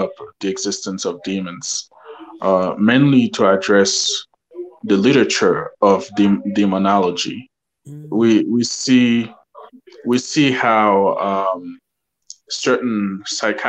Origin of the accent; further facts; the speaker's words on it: Colorado, United States; I'm from Colorado here in the US.